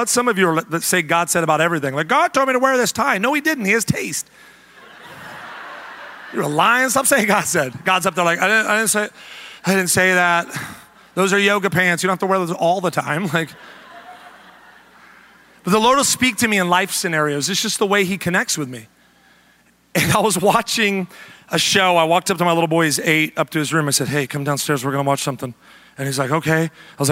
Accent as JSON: {"language": "English", "region": "the South", "country": "United States", "also_born_or_lived": "the Midwest", "moved": "yes", "said": "we come from the South, where Chick-fil-A and Hobby Lobby are kind of the staples"}